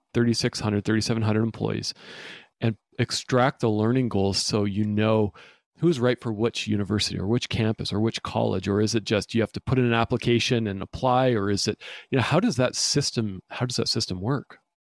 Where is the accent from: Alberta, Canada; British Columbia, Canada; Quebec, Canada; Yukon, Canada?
British Columbia, Canada; Vancouver; I'm from Vancouver, British Columbia